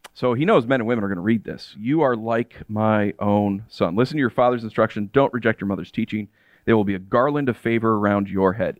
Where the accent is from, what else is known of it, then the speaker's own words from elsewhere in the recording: United States; I'm American